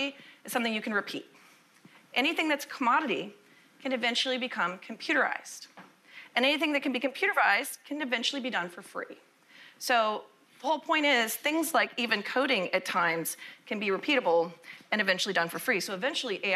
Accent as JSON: {"language": "English", "town": "Austin", "region": "Texas", "country": "United States", "said": "I'm actually from Austin, Texas"}